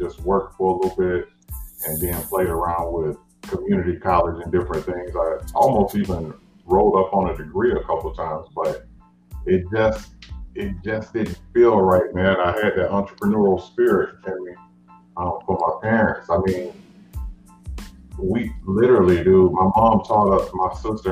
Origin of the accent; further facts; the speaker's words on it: Fort Myers, Florida, United States; I'm from Fort Myers, Florida, a little country town down in Florida.